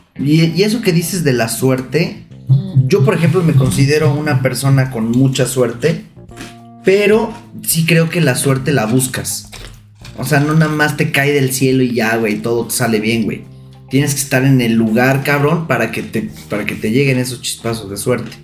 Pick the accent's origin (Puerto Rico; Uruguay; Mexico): Mexico; Santiago de Querétaro, Querétaro; now in Puebla, Mexico; Yo soy de Querétaro, Querétaro, Querétaro